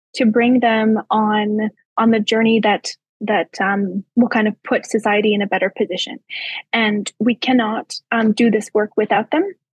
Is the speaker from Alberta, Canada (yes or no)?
yes; Calgary, Alberta, Canada; I was born in St. Albert, but don't tell anybody. I moved to Calgary when I was two months old